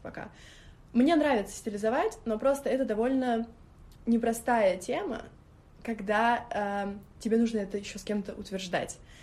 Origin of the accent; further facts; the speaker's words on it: Moscow, Russia; also born or lived in Orekhovo-Zuyevo; я считаю себя москвичкой, через три дня я была в Москве, всю жизнь живу в Москве.